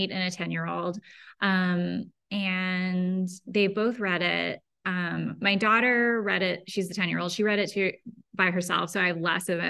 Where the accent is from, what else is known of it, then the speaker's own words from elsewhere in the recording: Berkeley, California, United States; also born or lived in Emeryville / Oakland / El Cerrito; I grew up here. I was born in Berkeley. I lived in all the little towns around here, like Emeryville, Oakland, El Cerrito, all within a 20-mile radius